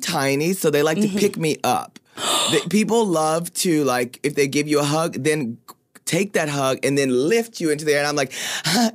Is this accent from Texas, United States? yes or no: yes; Paris, Texas, United States; I'm from Paris, Texas.